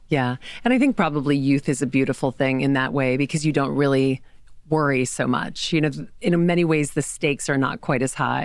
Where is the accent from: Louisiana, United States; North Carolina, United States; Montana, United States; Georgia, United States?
Louisiana, United States; now in New York City, United States; I grew up in Louisiana